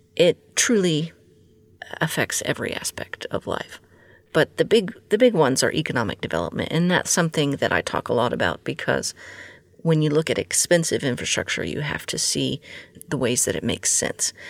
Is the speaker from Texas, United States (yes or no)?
yes; Texas, United States; my home state of Texas